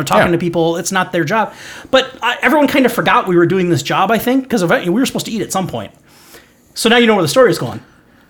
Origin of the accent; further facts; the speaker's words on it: Minnesota, United States; No, we're from Minnesota.